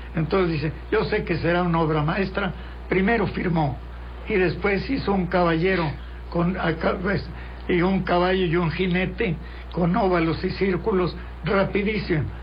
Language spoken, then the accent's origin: Spanish; Mexico; yo soy periodista mexicano